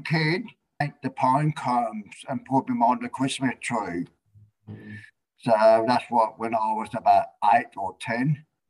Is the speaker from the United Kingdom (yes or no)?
no; Yorke Peninsula, South Australia, Australia; moved away; also born or lived in Middleton / Adelaide; when I was growing up on York Peninsula.